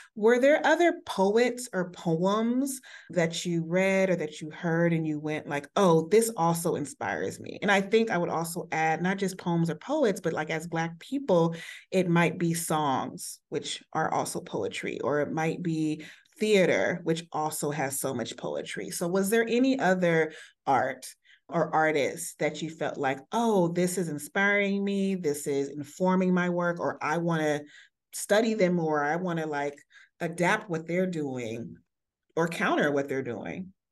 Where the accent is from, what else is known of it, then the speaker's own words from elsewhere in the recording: United States; me being from the States